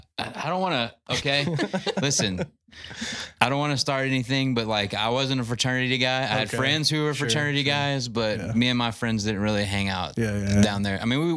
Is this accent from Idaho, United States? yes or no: no; Paducah, Texas, United States; born or raised there; also born or lived in Lubbock, Texas; now in Fort Worth, United States